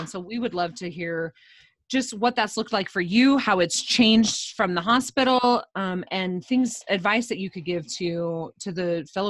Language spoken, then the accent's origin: English; Utah, United States; the religious culture that I grew up in here in Utah, in the Beehive State